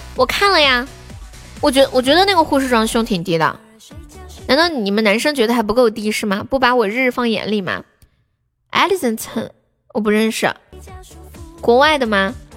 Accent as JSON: {"language": "Chinese", "region": "Sichuan", "country": "China", "accent": "Sichuanese", "said": "那从现在开始我讲四川话，你们听不懂可以跟我说。我说慢一点，我的四川话很慢的"}